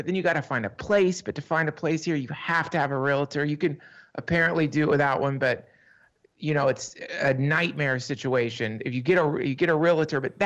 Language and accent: English; East Coast, United States; now in New York, United States; I grew up on the East Coast.